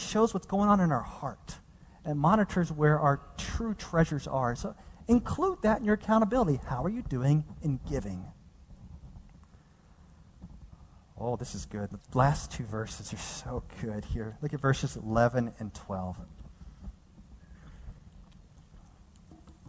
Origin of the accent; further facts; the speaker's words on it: Dallas, Texas, United States; moved away as an adult; now in California, United States; the place where I grew up in this downtrodden portion of Dallas